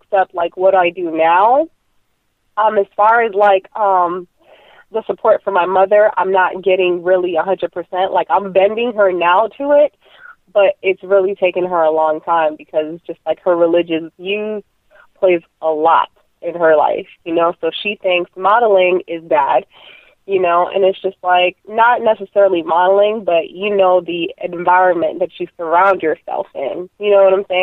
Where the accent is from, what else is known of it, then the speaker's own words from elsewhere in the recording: Orlando, Florida, United States; also born or lived in Puerto Rico; I am from Puerto Rico, but I came down here to Orlando when I was 1 year old